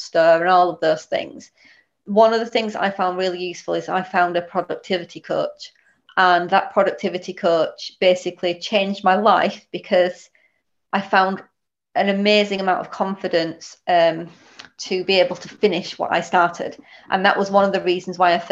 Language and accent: English; Huddersfield, Yorkshire and the Humber, United Kingdom; now in Stalybridge, United Kingdom; I'm originally from Huddersfield, so officially the wrong side of the hill, but currently live in Stalybridge